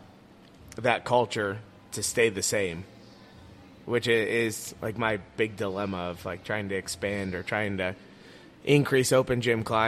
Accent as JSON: {"language": "English", "town": "Leroy", "region": "Ohio", "country": "United States", "tie": "born or raised there", "said": "growing up in Leroy, and I went to high school at NDCL"}